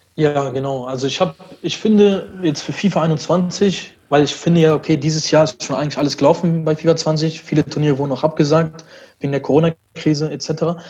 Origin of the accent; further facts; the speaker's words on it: Düsseldorf, North Rhine-Westphalia, Germany; also born or lived in Brussels, Belgium; ich bin aus Düsseldorf. Ich bin in Belgien geboren, in Brüssel und bin mit zwei Jahren dann hier rübergekommen mit meinen Eltern